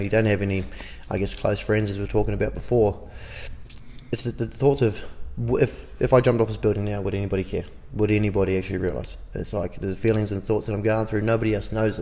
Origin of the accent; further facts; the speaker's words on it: Auckland, New Zealand; growing up in West Auckland, a lot of the boys that grew up there